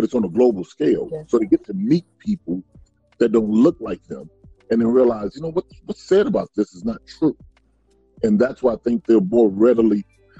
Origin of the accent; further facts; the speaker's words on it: the South, United States; I know growing up in the South, for me, is these, you know, you had across the tracks where all the black folks live. And he had on the other side of the tracks where all the white folks lived.